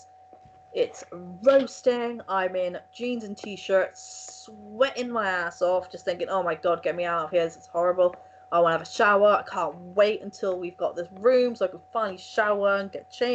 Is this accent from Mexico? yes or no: no; England, United Kingdom; I'm from England